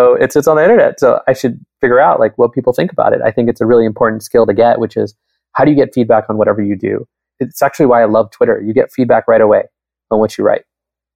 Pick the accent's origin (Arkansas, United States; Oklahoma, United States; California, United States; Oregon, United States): California, United States; Southern; now in Bay Area, United States; I grew up in Southern California. I live in the Bay Area now